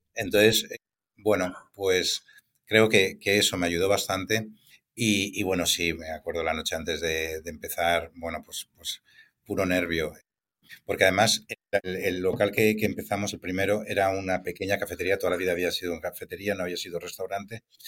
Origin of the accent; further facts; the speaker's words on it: Valencia, Valencian Community, Spain; also born or lived in Barcelona; estaba desplazado en Barcelona y la forma de, volver a Valencia